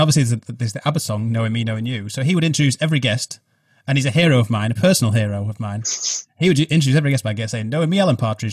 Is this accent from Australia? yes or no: no; England, United Kingdom; accent: English; my accent